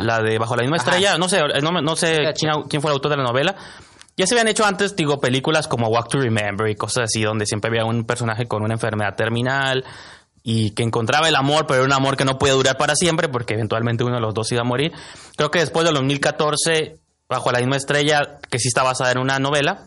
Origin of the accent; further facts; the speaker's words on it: Mexico; lo que somos los mexicanos